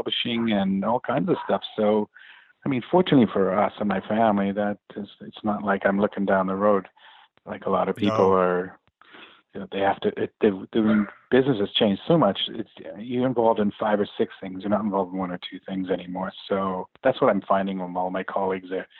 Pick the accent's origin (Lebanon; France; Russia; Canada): Canada; Vancouver, British Columbia; moved away as an adult; now in San Diego, United States; I'm originally from Vancouver, Canada. And my family and I moved down to San Diego 10 years ago.